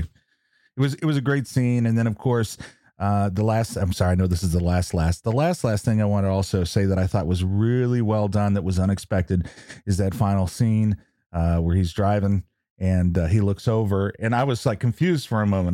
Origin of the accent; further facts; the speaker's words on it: New Mexico, United States; I'm from New Mexico